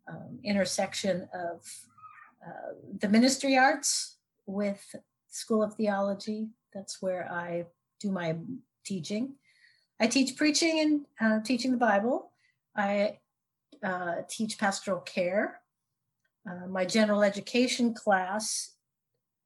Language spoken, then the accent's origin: English; Idaho, United States; also born or lived in New Jersey; now in San Diego, United States; I grew up in Idaho